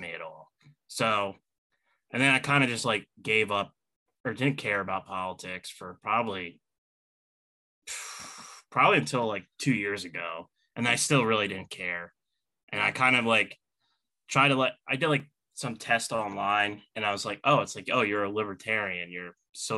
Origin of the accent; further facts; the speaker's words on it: New Jersey, United States; moved away as an adult; also born or lived in Gaithersburg, Maryland; now in Pennsylvania, United States; I'm originally from New Jersey. That's where I originally started out, and then went to school, and then I ended up out here in Pennsylvania